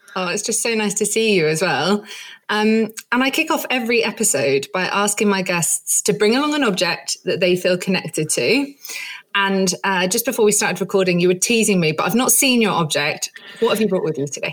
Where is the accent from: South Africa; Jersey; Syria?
Jersey; moved away; I grew up in Jersey